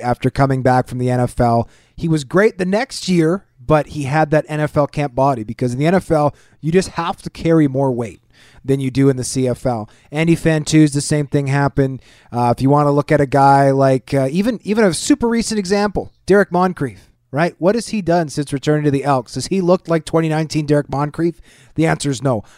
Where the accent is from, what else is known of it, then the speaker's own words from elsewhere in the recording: Winnipeg, Manitoba, Canada; I grew up in Winnipeg